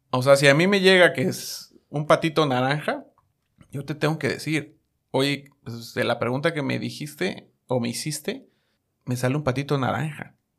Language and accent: Spanish; Mexico; moved away; also born or lived in New York; Soy mexicano